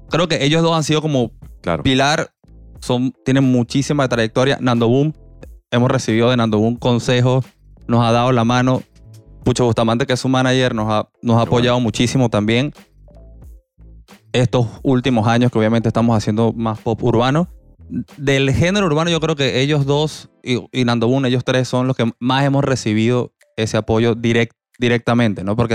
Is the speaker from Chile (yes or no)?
no; Venezuela; now in Panama